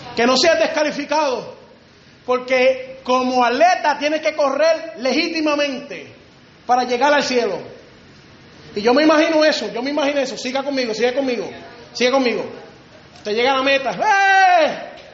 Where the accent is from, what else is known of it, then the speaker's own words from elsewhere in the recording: Río Grande, Puerto Rico; Allá en Río Grande, de donde yo vengo, de Puerto Rico